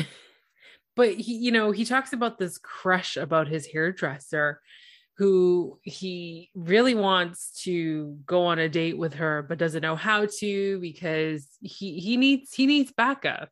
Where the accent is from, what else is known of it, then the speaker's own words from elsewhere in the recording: Toronto, Ontario, Canada; I'm from Toronto, Ontario